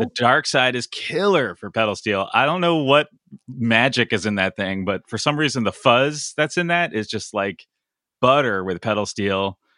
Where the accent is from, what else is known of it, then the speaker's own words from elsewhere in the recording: Connecticut, United States; I grew up in Connecticut